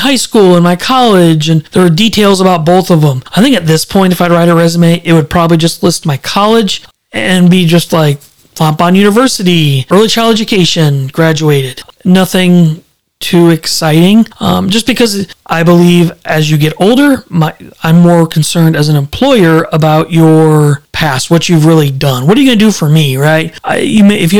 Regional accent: Fenton, Missouri, United States; moved away; I grew up in Fenton, Missouri

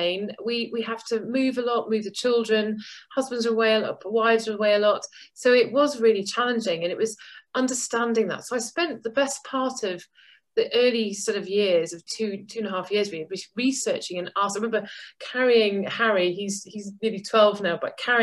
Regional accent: Goodwick, Wales, United Kingdom; moved away; I grew up in a small town called Goodick in Pembrokeshire in Wales

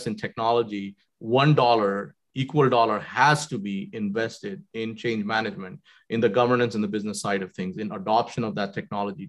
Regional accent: Jamshedpur, Jharkhand, India; also born or lived in Srinagar, Kashmir; I grew up in Jamshedpur. I was born in Srinagar in Kashmir

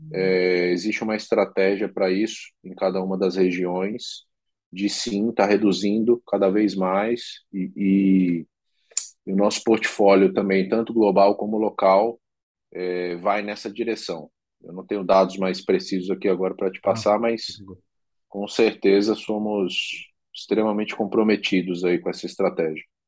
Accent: Brazil; como um bom brasileiro

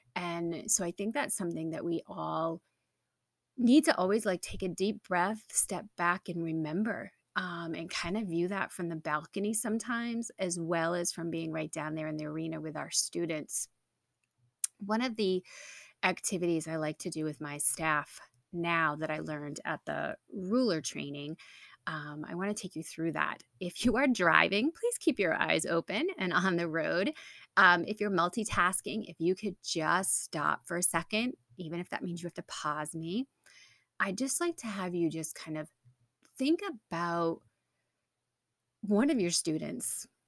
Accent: New England, United States; I'm from New England

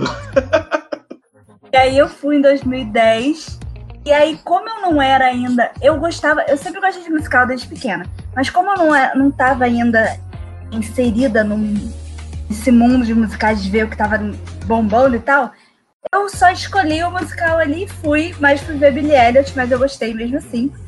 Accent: Rio de Janeiro, Brazil; eu sou do Rio

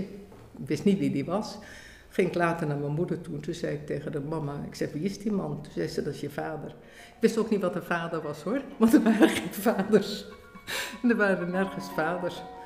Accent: Indonesia; also born or lived in Bandung; now in Netherlands; Ik ben geboren in Nederlands-Indië.

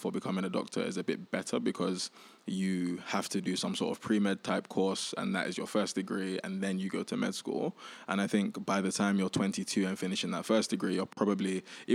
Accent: London, United Kingdom; also born or lived in Nigeria / Indonesia; I grew up in East London.

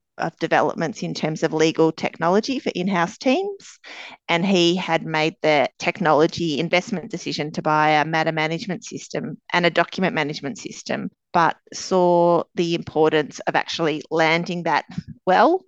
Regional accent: Melbourne, Victoria, Australia; Melbourne, born and bred. I spent my schooling and university days here

